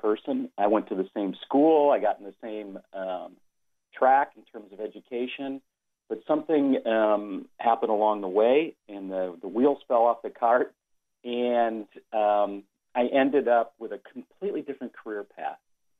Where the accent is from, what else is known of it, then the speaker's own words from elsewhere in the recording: Detroit, Michigan, United States; as a kid, I grew up in Detroit